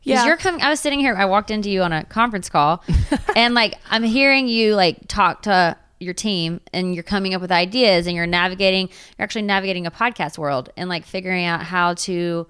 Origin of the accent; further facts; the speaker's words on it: Waco, Texas, United States; I grew up in Waco.